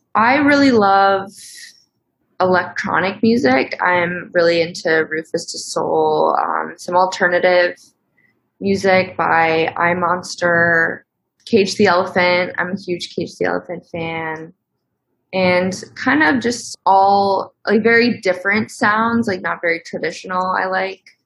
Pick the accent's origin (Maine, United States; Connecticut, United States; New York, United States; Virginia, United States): Connecticut, United States; I am from Connecticut, a small town in Connecticut.